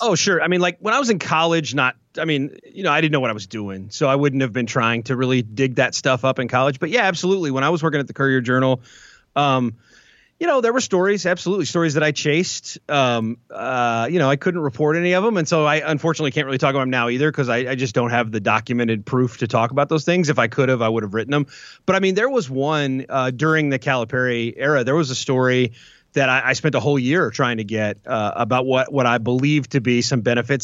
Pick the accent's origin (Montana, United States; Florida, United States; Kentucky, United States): Kentucky, United States; Louisville; I'm, I'm from Louisville, the Louisville area